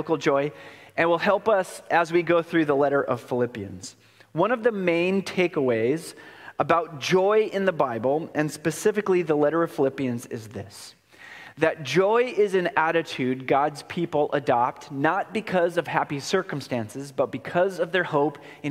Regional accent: Oregon, United States; moved away; I'm born and raised in Oregon, and Oregon holds my heart

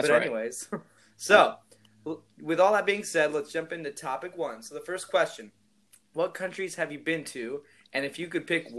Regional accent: California, United States; in America, I'm from California, where apparently it's really relaxed

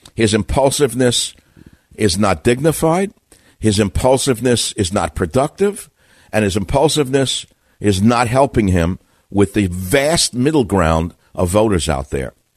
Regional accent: New York City, New York, United States; I'm from Queens.

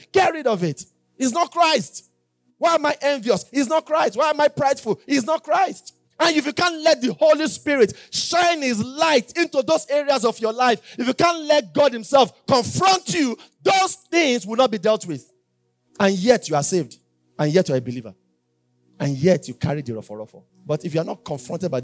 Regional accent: Yorubaland, Nigeria; I'm Yoruba

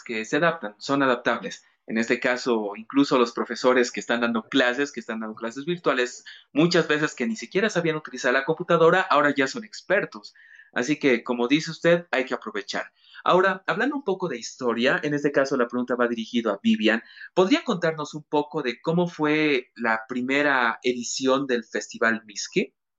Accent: Cochabamba, Bolivia; yo como cochabambino, como paisanos

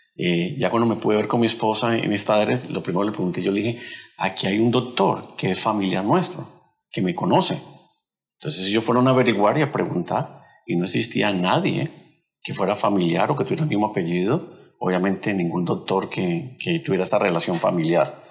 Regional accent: Cali, Valle del Cauca, Colombia; Nosotros somos de Colombia y de la ciudad de Cali.

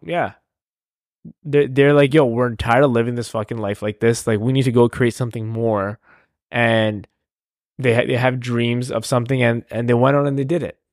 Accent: Canada; I'm Canadian

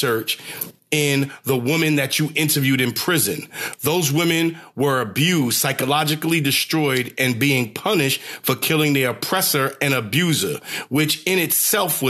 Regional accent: New York City, New York, United States; moved away; a 2 train that I used to ride in to from Brooklyn, Flatbush

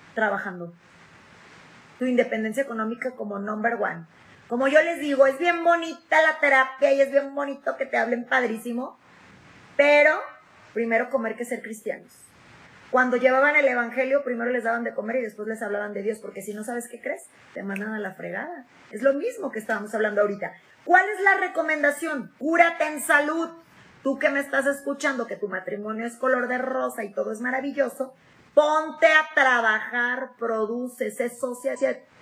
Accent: Mexico; nosotros somos mexicanos y el mexicano es sociable por naturaleza

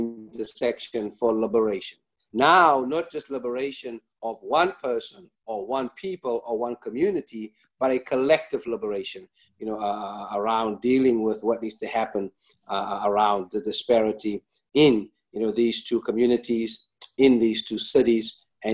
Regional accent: Johannesburg, Gauteng, South Africa; now in Los Angeles, United States; My hometown of El Dorado Park

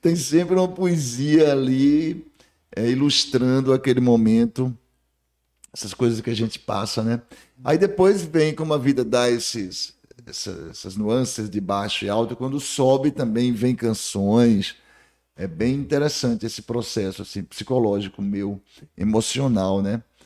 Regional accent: Barreiras, Bahia, Brazil; also born or lived in Juazeiro, Bahia / Salvador, Bahia; Eu nasci em Juazeiro da Bahia, cheguei aqui com cinco anos, através de barca ali no Rio, aqui no Rio, Rio São Francisco

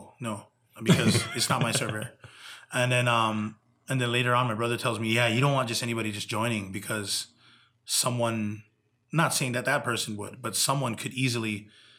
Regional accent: Big Island, Hawaii, United States; growing up in Big Island, Hawaii

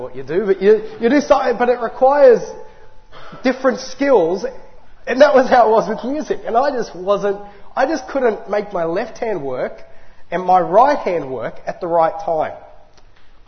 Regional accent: Lithgow, New South Wales, Australia; also born or lived in Newcastle, New South Wales; I was born up north in Newcastle on the beautiful Lake Macquarie. But I spent my early and formative years in another great metropolis, the great city of Lithgow.

